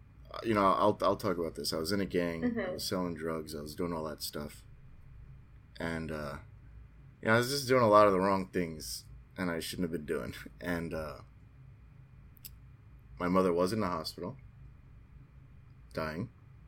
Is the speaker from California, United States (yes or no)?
no; Queens, New York, United States; Jamaica, Queens.